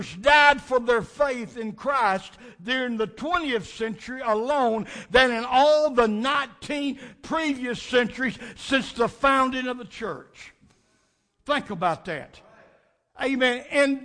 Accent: United States; we in America

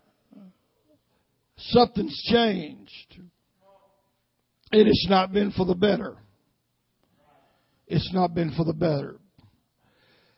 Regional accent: Nashville, Tennessee, United States; I was raised up mostly in South Nashville, Flat Rock

